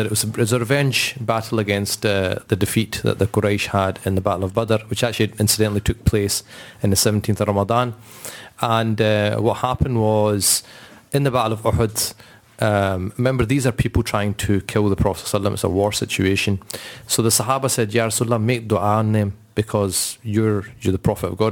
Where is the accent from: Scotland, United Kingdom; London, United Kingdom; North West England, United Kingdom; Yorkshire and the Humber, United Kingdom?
Scotland, United Kingdom; we're quite proud that we're Scottish and we, we kind of live in this place